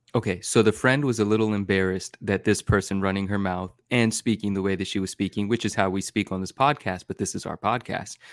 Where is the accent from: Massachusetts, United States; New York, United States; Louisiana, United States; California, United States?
California, United States; Bay Area; in the Bay Area where I grew up in California